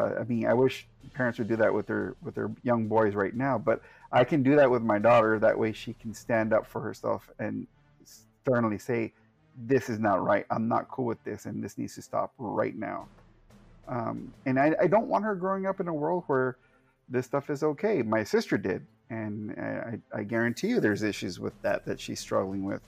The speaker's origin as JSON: {"language": "English", "area": "the Valley", "region": "Texas", "country": "United States", "tie": "born or raised there", "moved": "yes", "lives_now": "San Antonio, United States", "said": "I moved away from my hometown, and that's when the process started. Because my hometown is extremely toxic. It's extremely misogynistic."}